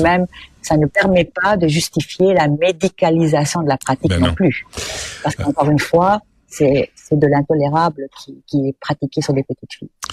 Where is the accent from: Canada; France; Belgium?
Canada; Quebec